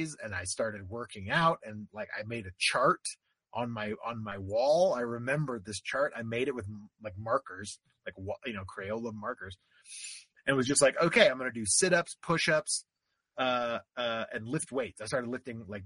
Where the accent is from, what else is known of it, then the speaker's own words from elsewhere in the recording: Florida, United States; I grew up in Florida